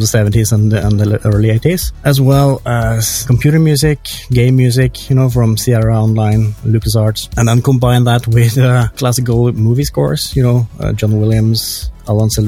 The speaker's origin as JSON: {"language": "English", "country": "Norway", "tie": "born or raised there", "said": "I grew up in Norway."}